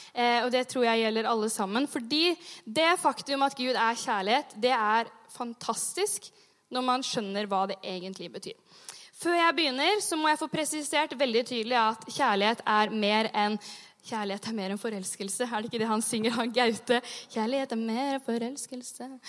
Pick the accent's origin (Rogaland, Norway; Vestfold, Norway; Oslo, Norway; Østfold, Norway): Vestfold, Norway; Sandefjord; moved away; Jeg har jobba som ungdomsleder hjemme i Sandefjord